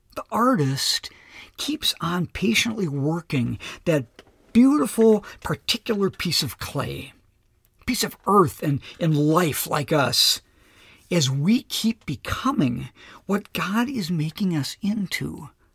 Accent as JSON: {"language": "English", "region": "Minnesota", "country": "United States", "also_born_or_lived": "Lakeville, Minnesota", "said": "being a Minnesotan and living in this great, beautiful part of the country"}